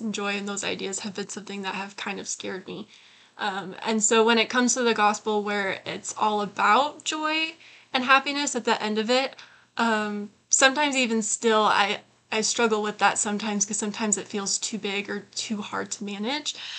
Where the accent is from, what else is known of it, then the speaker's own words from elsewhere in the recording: Utah, United States; I was born in Utah County